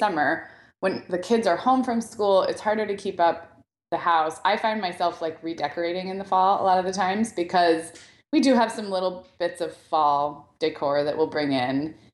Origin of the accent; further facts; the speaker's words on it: Santa Barbara, California, United States; I grew up in Santa Barbara, which is a little bit cooler than where I am now